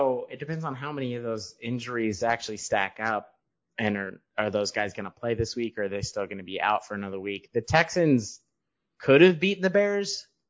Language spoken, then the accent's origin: English; United Kingdom; No, I'm British. I don't sip tea in the afternoon.